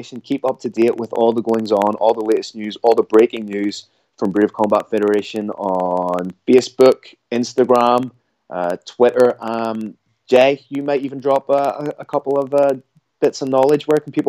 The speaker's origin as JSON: {"language": "English", "country": "Ireland", "said": "as an Irishman"}